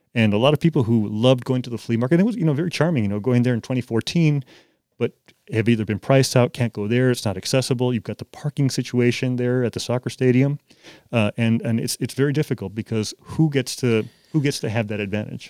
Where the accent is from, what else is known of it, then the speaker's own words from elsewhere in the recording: Chicago, Illinois, United States; moved away as an adult; now in Nashville, United States; when I grew up in Chicago